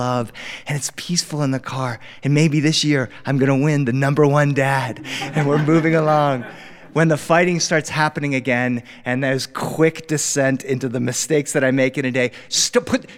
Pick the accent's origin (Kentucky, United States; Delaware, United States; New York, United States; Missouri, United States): Delaware, United States; now in Los Angeles, United States; I grew up on the East Coast. I grew up in Delaware.